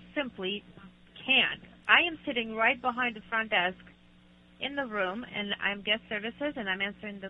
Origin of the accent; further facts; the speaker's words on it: Russia; now in United States; I grew up in Russia